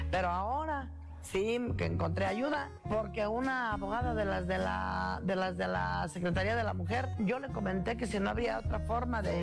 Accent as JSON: {"language": "Spanish", "area": "Surumbeneo, municipality of Charo", "region": "Michoacán", "country": "Mexico", "said": "Soy de Surumbeneo, municipio de Charo."}